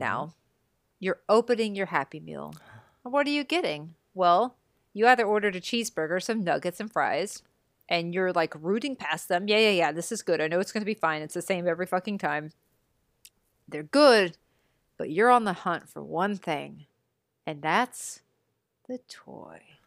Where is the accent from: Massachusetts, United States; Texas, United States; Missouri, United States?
Texas, United States; growing up in Texas